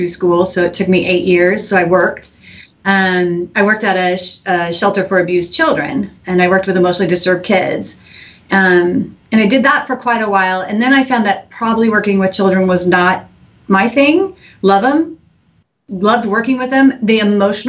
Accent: Eugene, Oregon, United States; now in Houston, United States; I grew up in Eugene, Oregon

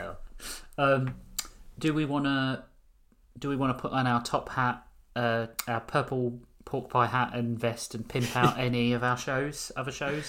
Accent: United Kingdom; As British, we don't celebrate Christmas.

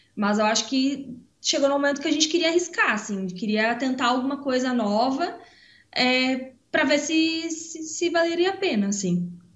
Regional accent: Santa Catarina, Brazil; moved away as an adult; also born or lived in Ireland; now in Estonia; a gente é do Sul, né? A gente é de Santa Catarina

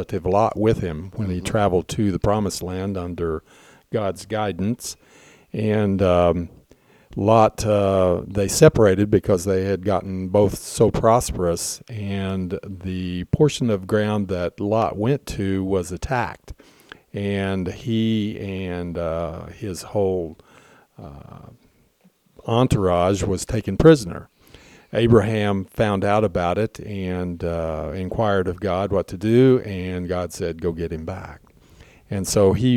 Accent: Western Oklahoma, United States; also born or lived in New York City; now in Chautauqua, United States; I'm originally from Western

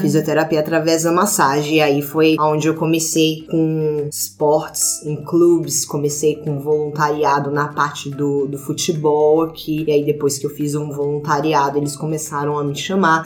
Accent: Brazil; moved away as an adult; fazia dois anos que eu não ia pro Brasil e tava já homesick

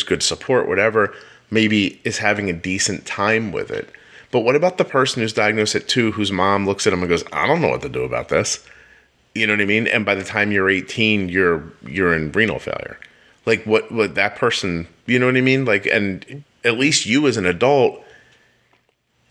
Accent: Pennsylvania, United States; when I was 16, I grew up in Pennsylvania

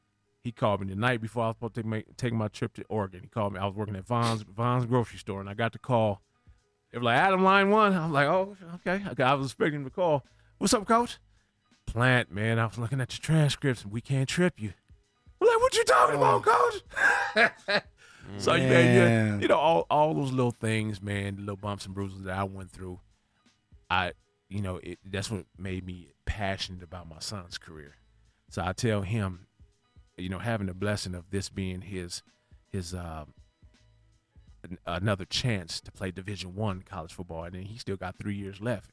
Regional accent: Canada; now in United States; because I played on Snoop's semi-pro team when I came from Canada.

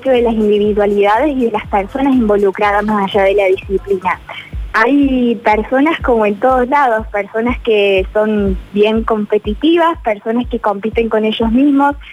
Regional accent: Argentina; Y creo que en eso cambia, que yo ya no, no soy … su individualidad, sino que soy … Argentina y somos los 45 millones soñando con la misma banda y con la misma corona.

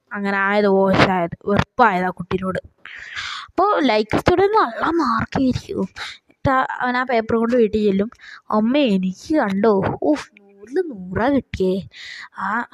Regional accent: Wayanad, Kerala, India; ഞാൻ ശരിക്കും പറഞ്ഞാൽ ഞാൻ വയനാട്ടുകാരന് തന്നെയാണ്

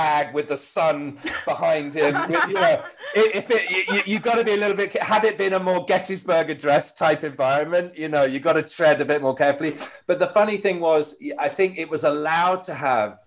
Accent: United Kingdom; I'm British

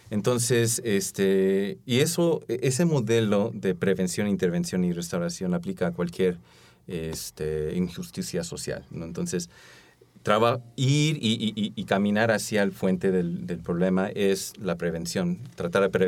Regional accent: United States; born there; bueno, de descendencia coreana, también mi esposa, este, nací en los Estados Unidos

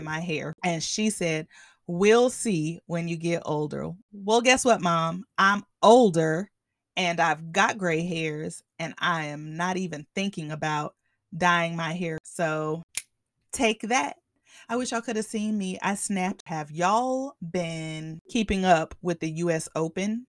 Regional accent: the Bay Area, California, United States; I'm from the Bay

